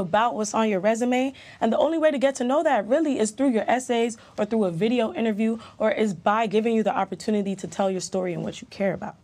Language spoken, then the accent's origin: English; London, United Kingdom; moved away; also born or lived in Jamaica; I was in Jamaica for just under a year, and then I actually moved to London. That's where I grew up.